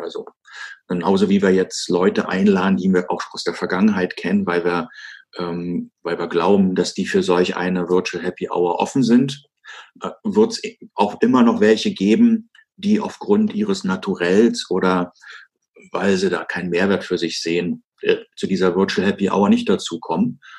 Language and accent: German; Germany; als, als Deutscher